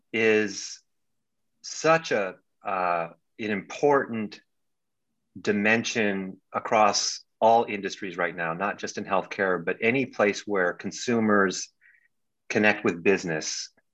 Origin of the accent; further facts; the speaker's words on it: Bangkok, Thailand; also born or lived in New Delhi, India; I lived abroad for a lot of my life. I grew up in Bangkok, Thailand, in New Delhi, India, where my father was with the State Department.